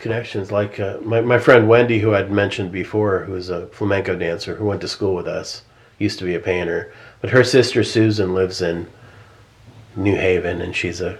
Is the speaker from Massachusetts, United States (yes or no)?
yes; Boston, Massachusetts, United States; I grew up in Boston.